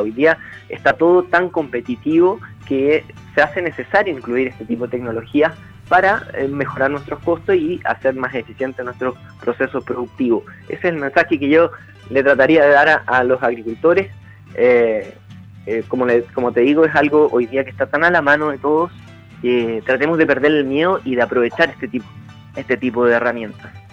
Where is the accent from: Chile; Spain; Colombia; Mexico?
Chile